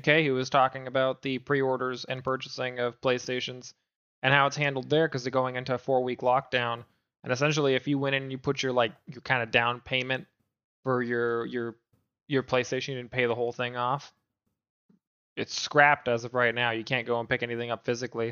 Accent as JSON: {"language": "English", "country": "Canada", "said": "I'm Canadian"}